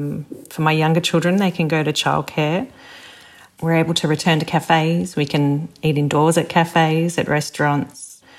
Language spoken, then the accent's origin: English; Melbourne, Victoria, Australia; I'm from Melbourne in Australia